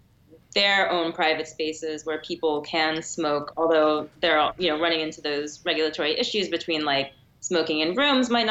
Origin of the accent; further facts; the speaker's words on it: Maryland, United States; As a Maryland native